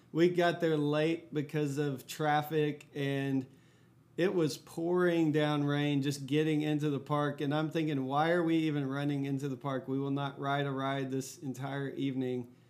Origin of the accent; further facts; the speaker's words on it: Fort Worth, Texas, United States; I grew up in Fort Worth, Texas